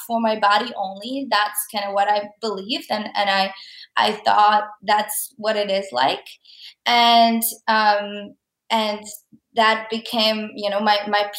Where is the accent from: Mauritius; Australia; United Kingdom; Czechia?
Czechia; moved away as an adult; now in Canada; I am from Czech Republic, and I lived there my whole life. I came to Canada when I was 19.